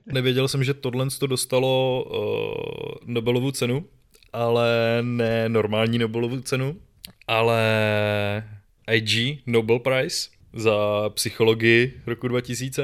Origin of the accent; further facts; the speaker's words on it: Czechia; tady u nás v Čechách